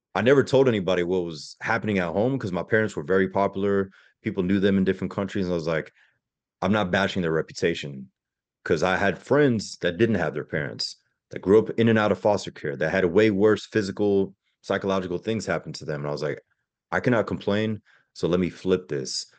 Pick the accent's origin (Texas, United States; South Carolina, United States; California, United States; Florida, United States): Florida, United States; Pensacola; also born or lived in Germany; I grew up in Pensacola, Florida